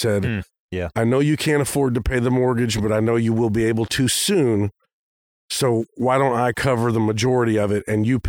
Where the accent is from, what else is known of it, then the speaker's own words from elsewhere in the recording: Arizona, United States; also born or lived in California; I remember growing up in Arizona, spending a couple years there and spending a couple years in California as a kid.